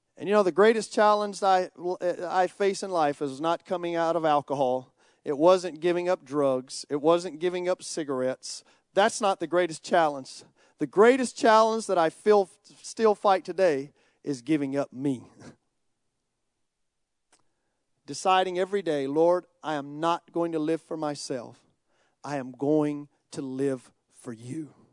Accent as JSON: {"language": "English", "country": "United States", "tie": "born or raised there", "said": "I grew up in America"}